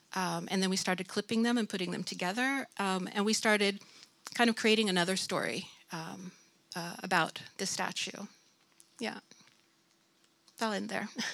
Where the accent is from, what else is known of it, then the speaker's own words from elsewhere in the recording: United States; moved away as an adult; now in Sweden; I'm originally from the United States and came here in 1994